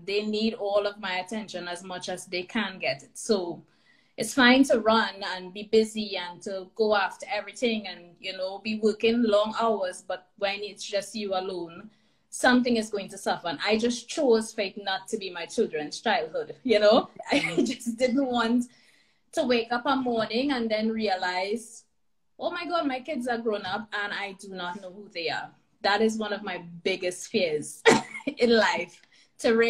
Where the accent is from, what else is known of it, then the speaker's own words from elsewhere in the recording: Trinidad & Tobago; moved away as an adult; now in Alberta, Canada; Recently left Trinidad, my hometown, born and raised, and made the big move to here in Alberta, Canada